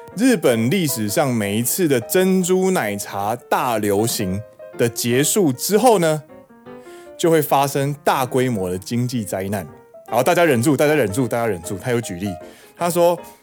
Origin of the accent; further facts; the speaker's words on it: Taiwan; now in Osaka, Japan; 身为台湾人的怒吼